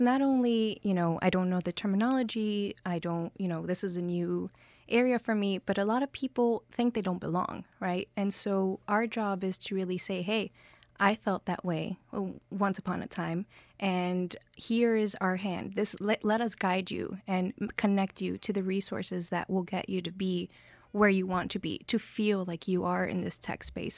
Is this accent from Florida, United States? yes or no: yes; Miami, Florida, United States; also born or lived in Colombia; been in Miami my whole life, pretty much